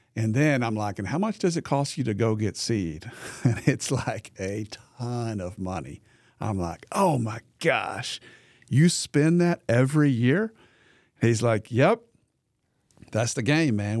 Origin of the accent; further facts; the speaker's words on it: the Delta, Arkansas, United States; I grew up in the Delta. very, very poor part of Arkansas.